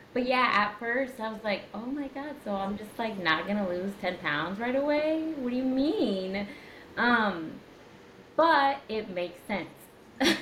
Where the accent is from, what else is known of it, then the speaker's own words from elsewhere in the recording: Indiana, United States; I'm from Indiana